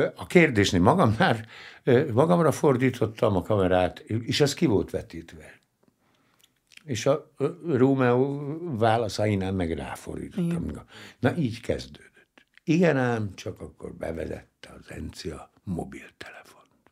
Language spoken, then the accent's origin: Hungarian; Hungary; Nem véletlenül szü- születtem ebben az életemben magyarnak. Hát hmm. ide születtem, ez a hazám, és ezt a nyelvet kell beszélnem